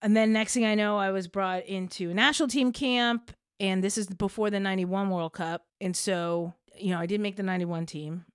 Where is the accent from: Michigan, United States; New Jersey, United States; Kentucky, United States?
New Jersey, United States; Princeton; I grew up in Princeton, New Jersey